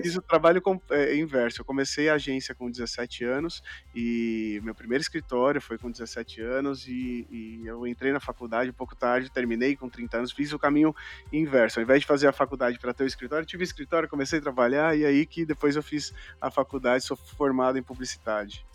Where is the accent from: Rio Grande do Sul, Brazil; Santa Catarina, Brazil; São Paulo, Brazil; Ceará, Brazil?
São Paulo, Brazil; Eu sou de São Paulo, isso. E aqui em São Paulo, na zona leste de São Paulo